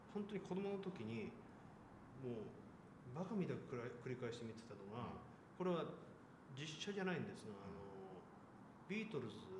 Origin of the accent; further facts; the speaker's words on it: northern Tochigi Prefecture, Japan; moved away as an adult; also born or lived in Tokyo; 僕たちは栃木県の県北出身なんですけど